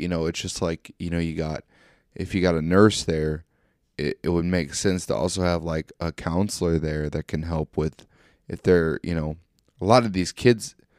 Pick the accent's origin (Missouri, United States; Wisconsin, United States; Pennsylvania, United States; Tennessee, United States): Missouri, United States; small town near Fort Leonard Wood; I work at um, Fort Leonard Wood, but I live in a town. It's my hometown, but it's there's only 500 people